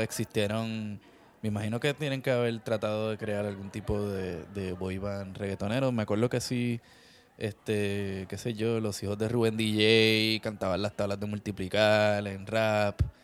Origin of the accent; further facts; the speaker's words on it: Puerto Rico; creciendo en Puerto Rico